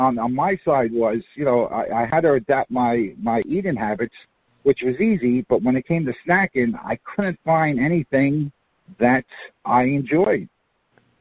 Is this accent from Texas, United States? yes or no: no; New York City, New York, United States; moved away as an adult; now in Florida, United States; I was born and raised in Queens, New York.